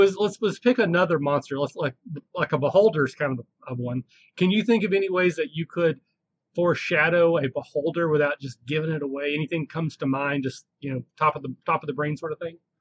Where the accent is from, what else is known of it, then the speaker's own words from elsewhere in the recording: Southeast Kentucky, United States; I, now I'm from the South. I'm not from the deep South. I'm from Southeast Kentucky